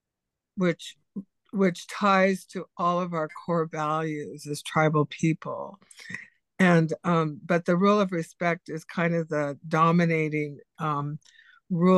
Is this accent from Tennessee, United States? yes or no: no; Ketchikan, Alaska, United States; moved away; I'm Tlingit Simsian from Alaska.